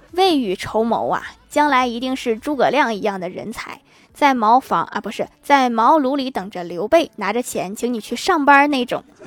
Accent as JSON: {"language": "Chinese", "region": "Northeast China", "country": "China", "tie": "born or raised there", "said": "我老家是东北的"}